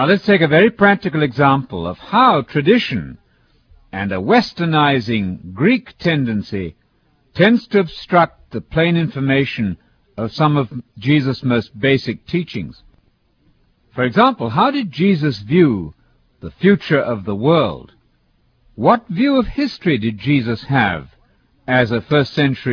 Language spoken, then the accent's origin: English; United Kingdom; as a British person